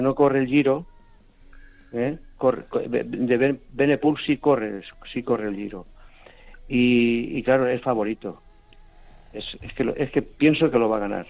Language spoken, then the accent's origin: Spanish; Elche, Valencian Community, Spain; yo soy de allí, yo soy natural de Elche, Alicante